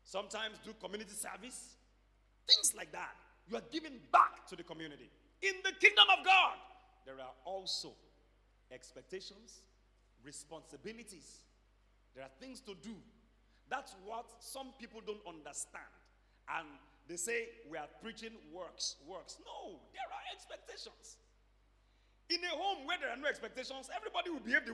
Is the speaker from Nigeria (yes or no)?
yes; Nigeria